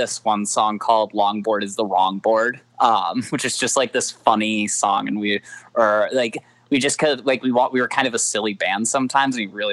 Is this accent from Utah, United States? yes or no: no; Minneapolis, Minnesota, United States; moved away as an adult; I'm from Minneapolis